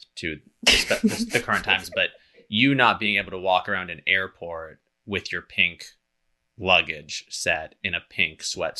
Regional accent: Berkeley, California, United States; It reminds me a lot of like growing up in Berkeley

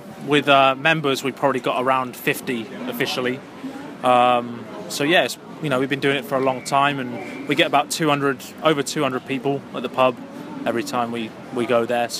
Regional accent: Swindon, South West England, United Kingdom; now in Dallas, United States; Swindon in England, but I live in Dallas now.

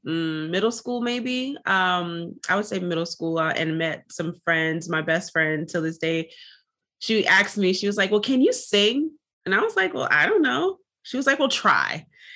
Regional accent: Jamaica; As a Jamaican, we're often taught, you know, don't talk your business, don't speak your business, keep everything to yourself and in your family, and that's it.

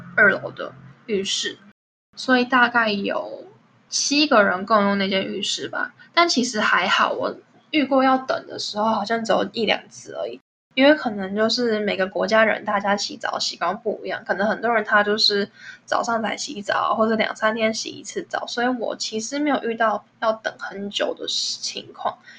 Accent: Taiwan; moved away as an adult; now in Netherlands; 我之前有认识其他的台湾朋友

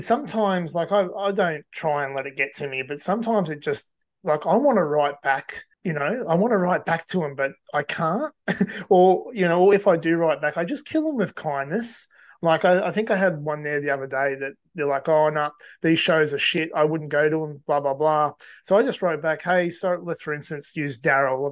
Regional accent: Cessnock, New South Wales, Australia; I'm in my hometown of Cessnock at the moment.

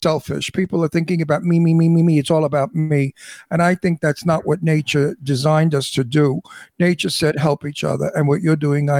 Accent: New York City, New York, United States; also born or lived in Astoria, Queens; I grew up in Brooklyn, which is quite diverse

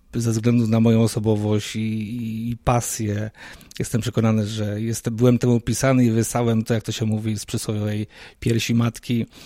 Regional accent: Poznań, Greater Poland, Poland; moved away; Wywodzę się z tego samego miasta, gdzie ty teraz obecnie mieszkasz, z Poznania

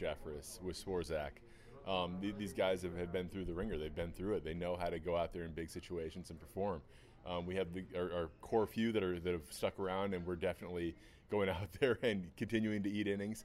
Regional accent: San Marino, California, United States; I grew up here in Los Angeles. I grew up in a city called San Marino that's about 20 minutes from the stadium

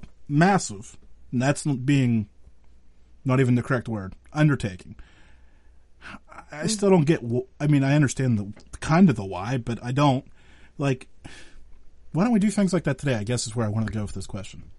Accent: Western Pennsylvania, United States; No, so I'm from Western Pennsylvania

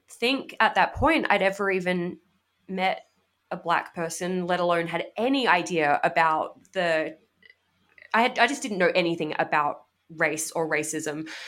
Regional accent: Australia; now in United States

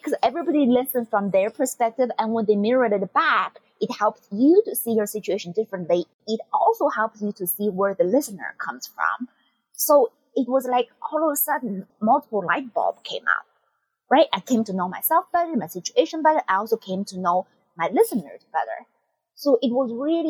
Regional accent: China; now in United States; I'm from China

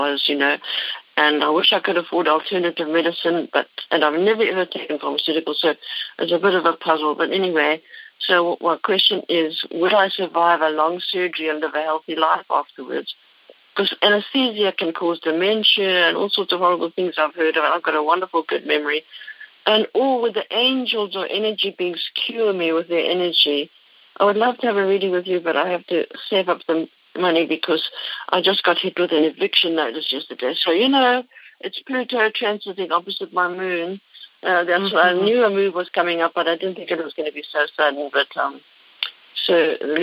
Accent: Cape Town, Western Cape, South Africa; moved away as an adult; now in Concord, United States; Concord, California, but I actually was born in Cape Town in South Africa. And I came to America, and I lived half my life there and half here now

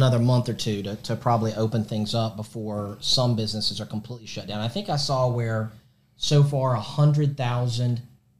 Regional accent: the South, United States; accent: southern; Are you making fun of my southern accent?

